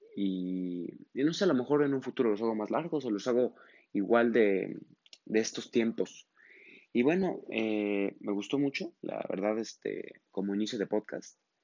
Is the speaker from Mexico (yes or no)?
yes; Mexico; en mi país, México